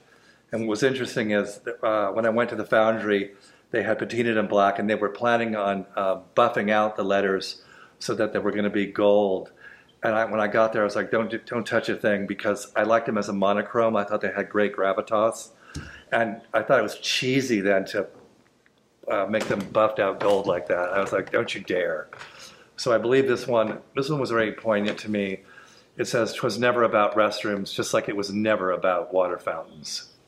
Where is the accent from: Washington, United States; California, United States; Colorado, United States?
California, United States; Los Angeles; I am from Hollywood, California.